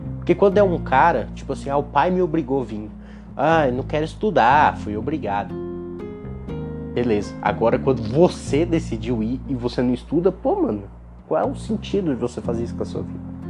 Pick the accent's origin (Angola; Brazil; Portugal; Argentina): Brazil; Gurupi, Tocantins; Eu sou de Gurupi, no Tocantins, e é a faculdade daqui